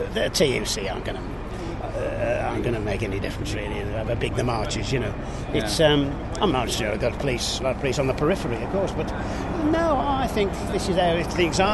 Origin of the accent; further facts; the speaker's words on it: Birmingham, West Midlands, United Kingdom; I was born here